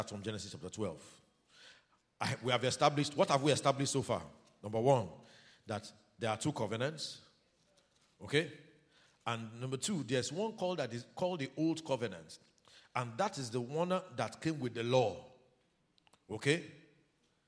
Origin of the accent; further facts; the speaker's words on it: Urhobo, Delta, Nigeria; now in Osun State, Nigeria; I'm an Urobo man